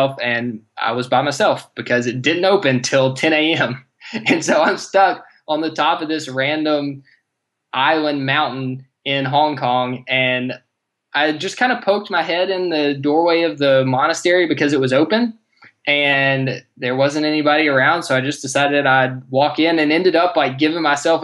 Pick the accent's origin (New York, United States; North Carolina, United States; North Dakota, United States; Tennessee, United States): Tennessee, United States; Nashville; I'm from Nashville. We're in the central time zone